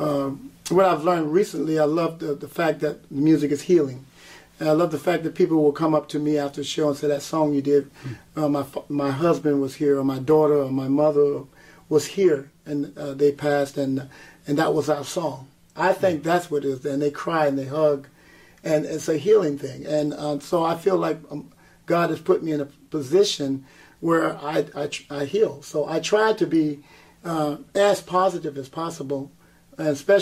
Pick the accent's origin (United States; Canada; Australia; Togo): United States; South Carolina; also born or lived in Westbury, Long Island, New York; I was born in Westbury, Long Island, but I was raised in the South and South Carolina